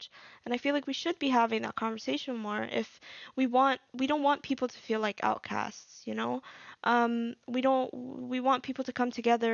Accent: Abu Dhabi, United Arab Emirates; moved away as an adult; also born or lived in Egypt / Al Ain, United Arab Emirates; now in United Kingdom; I lived in the UAE for 10 years. I grew up there

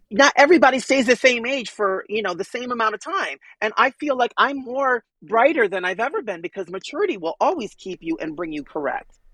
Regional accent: New York City, New York, United States; were starving artists growing up in Manhattan

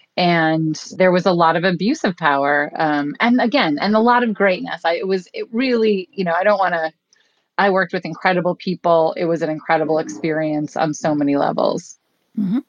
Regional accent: Buffalo, New York, United States; I grew up in Buffalo, New York, on a small cul de sac

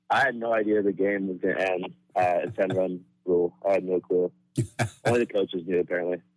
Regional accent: Modesto, California, United States; also born or lived in Sacramento, California; I'm from Modesto, California

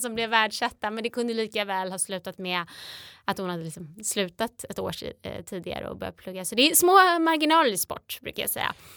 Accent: between Strängnäs and Eskilstuna, Södermanland, Sweden; där jag växte upp mellan Strängnäs och Eskilstuna på landet

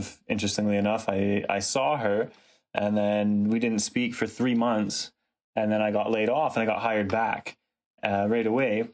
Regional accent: British Columbia, Canada; moved away as an adult; now in Toronto, Canada; I grew up in British Columbia as well

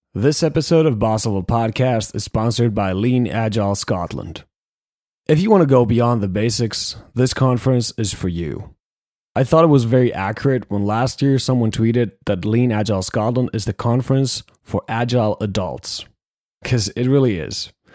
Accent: Finland; we're both from Finland.

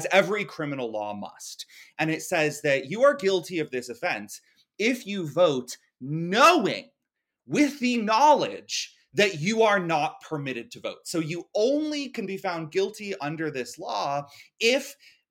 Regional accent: Florida, United States; I grew up in Florida

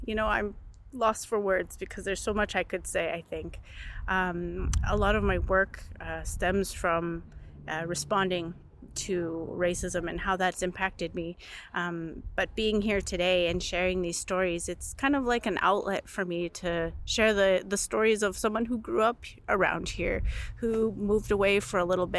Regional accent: Little Pine First Nation, Saskatchewan, Canada; I come from Little Pine First Nation

